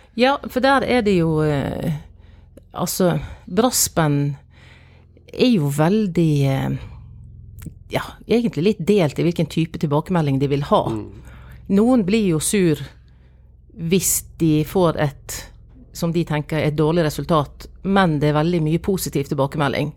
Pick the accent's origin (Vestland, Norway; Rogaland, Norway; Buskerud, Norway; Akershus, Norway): Vestland, Norway; Sotra; jeg kommer jo fra Sotra, fra Janitsjarkorps